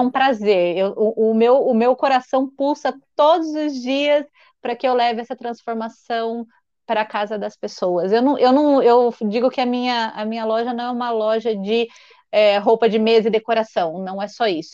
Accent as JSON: {"language": "Portuguese", "town": "Marília", "region": "São Paulo", "country": "Brazil", "tie": "born or raised there", "moved": "as an adult", "lives_now": "Piracicaba, Brazil", "said": "eu nasci e cresci em Marília."}